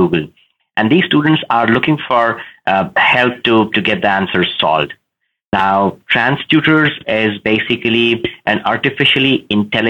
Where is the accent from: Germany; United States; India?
India; I am from India